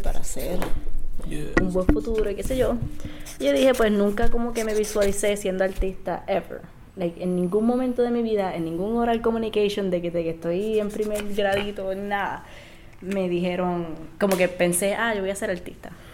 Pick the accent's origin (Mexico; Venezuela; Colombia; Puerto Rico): Puerto Rico; Isabela; Yo soy de Isabela